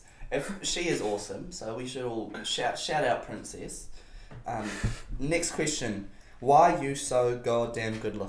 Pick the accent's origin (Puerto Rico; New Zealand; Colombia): New Zealand; Whakatane, Bay of Plenty; also born or lived in Wellington; I was born in Whakatane.